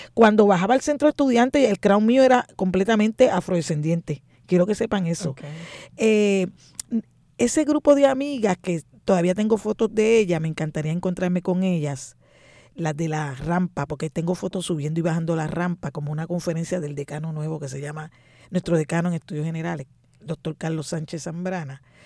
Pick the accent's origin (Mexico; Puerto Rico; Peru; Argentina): Puerto Rico; San Juan; Nací en Río Piedra, nada menos que en lo que llaman la segunda unidad